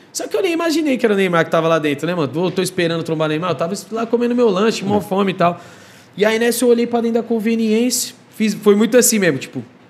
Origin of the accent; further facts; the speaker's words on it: Osasco, São Paulo, Brazil; also born or lived in Penha, São Paulo; Eu estava em Osasco, aí minha quebrada